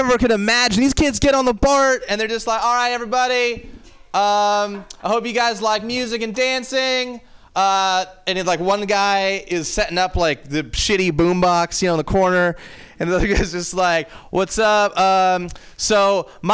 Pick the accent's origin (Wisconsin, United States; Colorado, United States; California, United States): California, United States; San Francisco; I'm from San Francisco, and I actually grew up here, and actually in the city